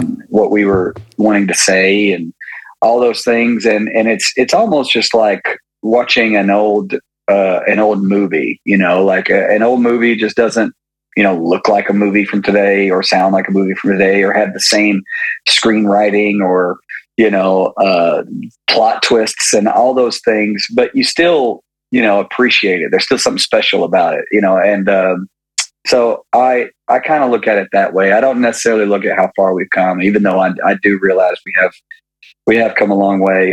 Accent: Maryville, Tennessee, United States; I'm from I'm from Maryville, Tennessee

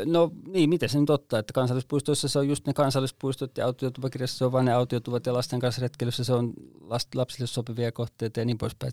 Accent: Vantaa, Uusimaa, Finland; moved away as an adult; now in Kainuu, Finland; Vantaalta minäkin olen syntyisin ja ekan ylipuolisko elämästäni elin täällä

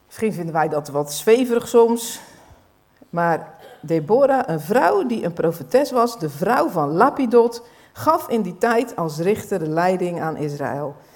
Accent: Netherlands; als Nederlanders

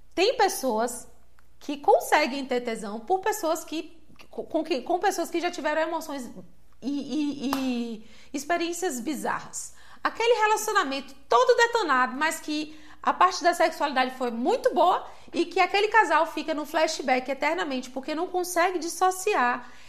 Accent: Salvador, Bahia, Brazil; Eu cresci em Salvador

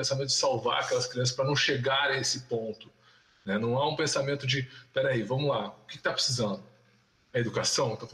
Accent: Rio de Janeiro, Brazil; born there; eu nasci no Rio de Janeiro, embora não tenha sotaque, eu morava no, no morro da Rainha da Princesa, né?

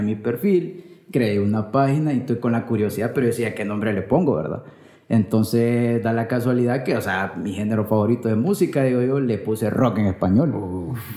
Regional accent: Colón, Honduras; moved away as an adult; also born or lived in Tegucigalpa, Honduras; soy de, de la capital, soy capitalino, pero me crié en Colón. Me crié en Colón hasta, hasta la, eh, edad de que ya me tocaba venirme para la universidad

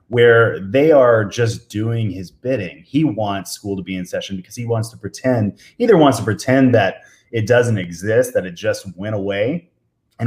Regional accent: Tennessee, United States; growing up in Tennessee, a rebel flag is something that I always saw.

